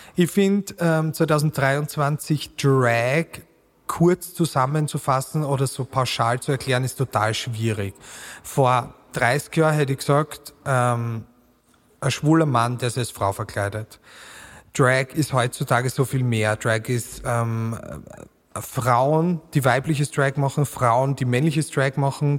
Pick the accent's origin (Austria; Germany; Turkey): Austria; Burgenland; accent: Burgenland dialect; now in Vienna, Austria; mit meinem burgenländischen Dialekt